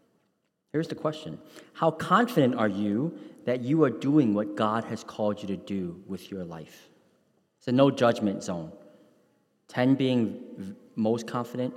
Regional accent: New York City, New York, United States; when I grew up in New York City's Chinatown in the 1980s

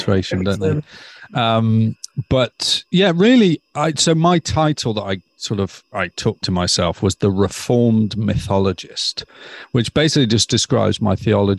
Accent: near Stoke-on-Trent, West Midlands, United Kingdom; now in Eastbourne, United Kingdom; I grew up in Narnia. You can find it just off the M6 near Stoke-on-Trent

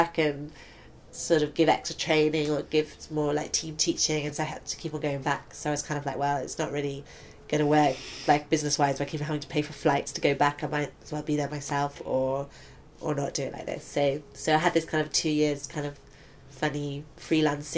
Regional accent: Stratford-upon-Avon, West Midlands, United Kingdom; moved away as an adult; also born or lived in Nottingham / Hexham; now in London, United Kingdom; from about like 9 till 18, so my formative years, I guess, I was in Stratford-upon-Avon.

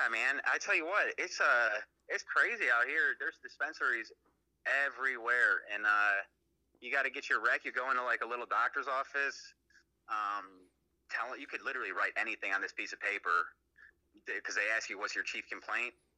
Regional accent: Chicago, Illinois, United States; moved away as an adult; also born or lived in Ohio; now in California, United States; I'm from Chicago. Um, so outside of Chicago

